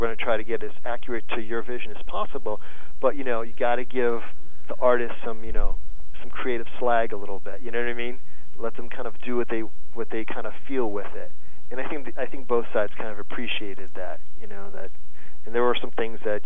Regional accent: New England, United States; I grew up in New England

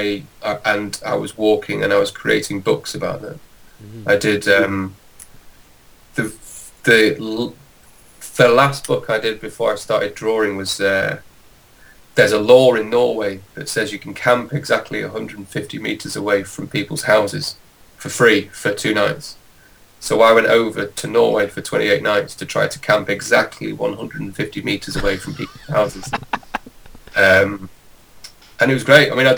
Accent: Manchester, North West England, United Kingdom; I've lived in Manchester all my life

